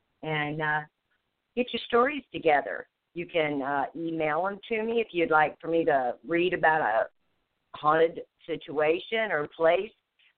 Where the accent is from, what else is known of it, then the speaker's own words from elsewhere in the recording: the South, United States; accent: Southern; my Southern accent